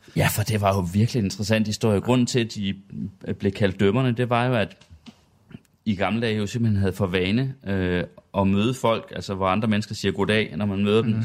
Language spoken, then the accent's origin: Danish; Sønder Felding, Central Denmark Region, Denmark; Jeg er dog fra Sønderfælling, der ligger ja. cirka 20 km syd for Herning.